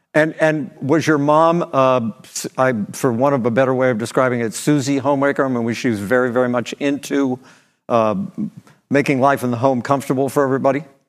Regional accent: Beckley, West Virginia, United States; my hometown, Beckley, West Virginia, wasn't working, you know, it was a coal mining town

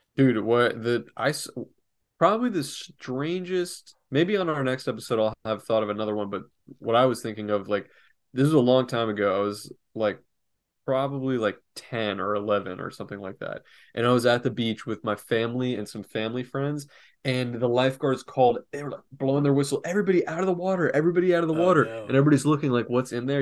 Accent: Florida, United States; also born or lived in New York / North Carolina; growing up in Florida

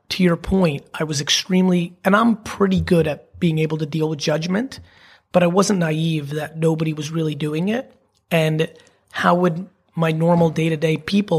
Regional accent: New Jersey, United States; I'm definitely a Jersey boy and I'm even American to Americans

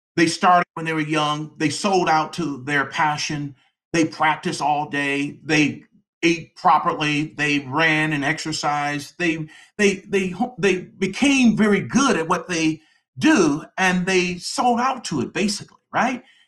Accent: Detroit, Michigan, United States; moved away as an adult; now in Atlanta, United States; That's where I was born and raised in the Detroit area

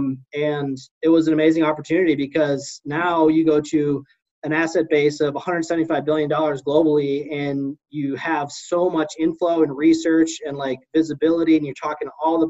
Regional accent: Midwest, United States; I'm from the Midwest

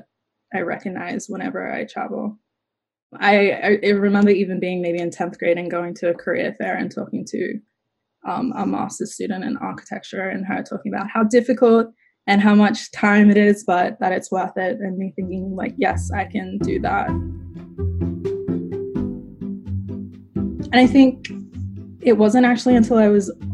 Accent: Australia; moved away as an adult; Growing up in Australia, I was just always the token black girl

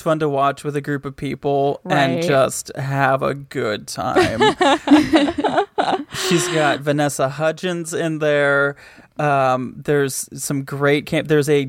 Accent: Michigan, United States; The mall in my hometown was there were two. There was one that was like in the town, and then there was one that was like 15 minutes away. The one that was in the town was called the Woodland Mall.

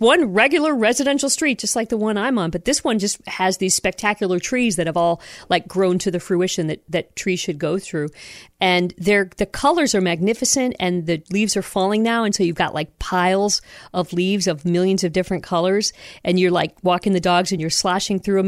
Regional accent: Toledo, Ohio, United States; also born or lived in Michigan / Seattle / Tacoma; now in Salem, Oregon, United States; growing up in Ohio and Michigan

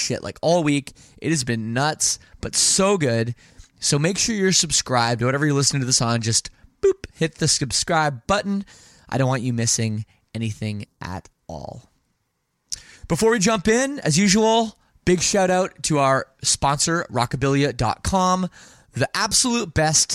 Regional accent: Toronto, Ontario, Canada; also born or lived in Windsor; I'm based in Toronto. Okay. That's where I grew up

